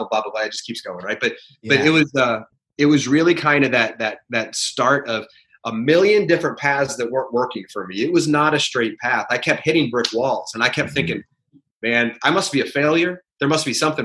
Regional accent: West Lafayette, Indiana, United States; growing up in West Lafayette, Indiana, that's Purdue country

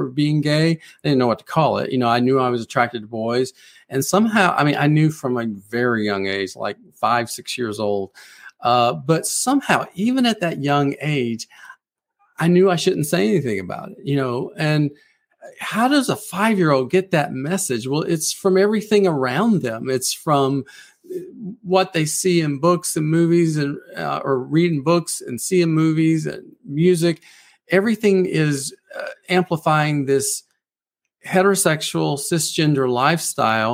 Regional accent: South Carolina Lowcountry, United States; moved away as an adult; now in Nashville, United States; I grew up in the South in a very strict religious Pentecostal environment

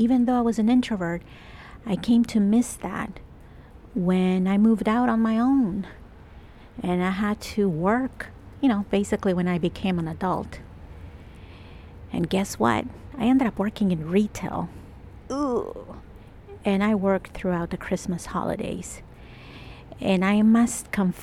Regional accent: El Salvador; now in Toronto, Canada; I'm Latin American, I'm Salvadorian.

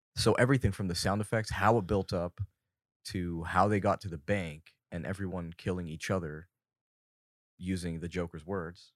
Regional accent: Fountain Valley, California, United States; I was born in Fountain Valley, California, my entire life. I've been born and raised here

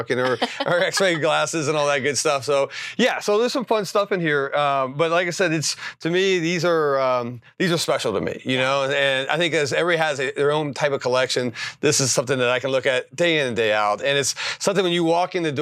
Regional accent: West Virginia, United States; moved away as an adult; now in Arizona, United States; I'm from West Virginia, didn't have a lot of money

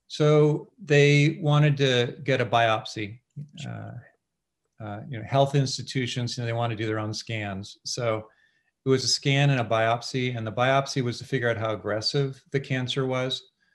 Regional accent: California, United States; I grew up in California

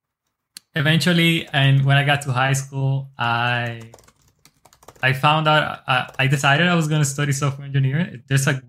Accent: Dominican Republic; also born or lived in Newark, New Jersey, United States; now in United States; originally from the Dominican Republic. I was born here in Newark, New Jersey, but I moved when I was like 6 years old to the R, and I was raised there with my family

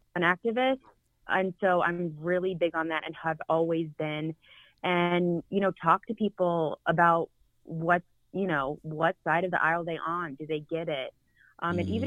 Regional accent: Charlotte, North Carolina, United States; moved away; I'm born and raised in Charlotte

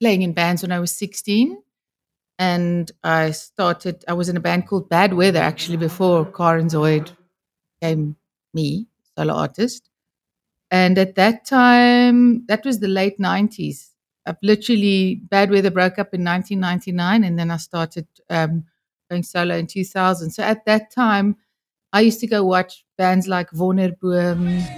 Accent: Johannesburg, Gauteng, South Africa; I was from Joburg.

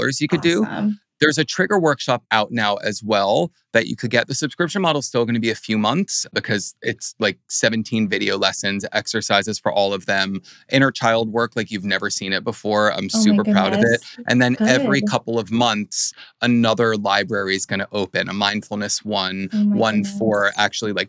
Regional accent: New Jersey, United States; I'm from New Jersey

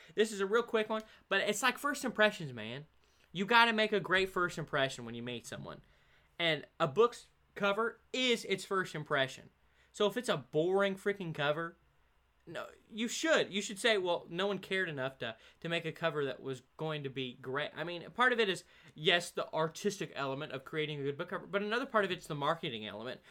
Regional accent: Oregon, United States; I'm from Oregon

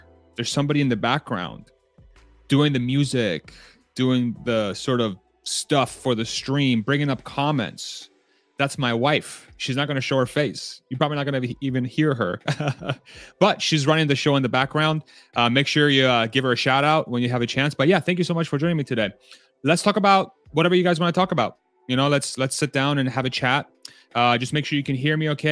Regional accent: Texas, United States; I'm Texan

